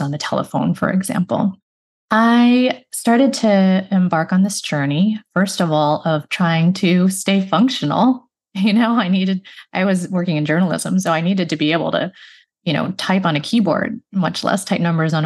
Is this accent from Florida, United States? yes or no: no; Chicago, Illinois, United States; I grew up in the Chicago area